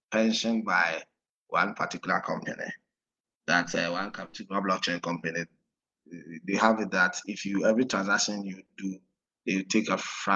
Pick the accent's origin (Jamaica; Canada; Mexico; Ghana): Ghana; now in Nigeria; I'm from Ghana, but actually I'm in Nigeria now.